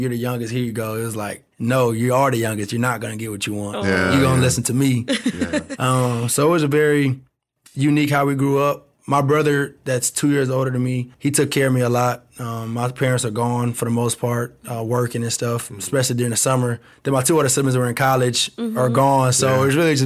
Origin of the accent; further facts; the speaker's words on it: Converse, Texas, United States; We grew up in Converse, so I was supposed to go to Judson High School